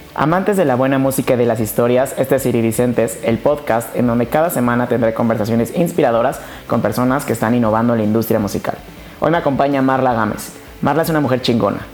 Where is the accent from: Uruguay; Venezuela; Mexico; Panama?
Mexico; Querétaro; also born or lived in Guadalajara; yo soy de aquí de Querétaro